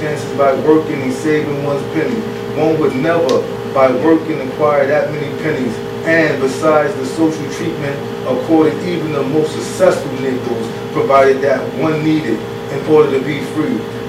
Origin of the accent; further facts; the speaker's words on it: New York City, New York, United States; I'm from Brooklyn